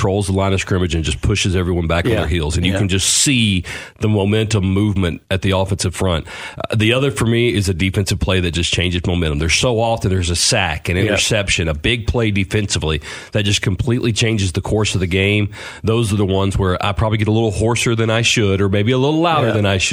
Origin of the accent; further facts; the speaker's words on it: Clarksville, Tennessee, United States; I get to stay in my hometown and call for my school